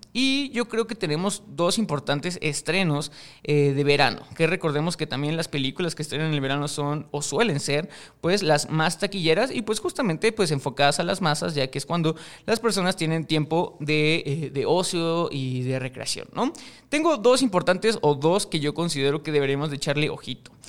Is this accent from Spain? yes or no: no; Mexico; yo soy de México, este programa se graba en México